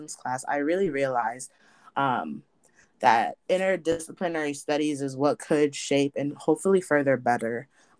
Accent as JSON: {"language": "English", "town": "Hartford", "region": "Connecticut", "country": "United States", "tie": "born or raised there", "said": "my hometown of like Hartford, Connecticut"}